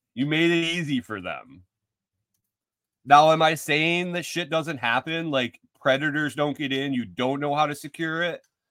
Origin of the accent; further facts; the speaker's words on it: New York, United States; moved away; also born or lived in Minnesota; Minnesota really isn't my home. I grew up in New York.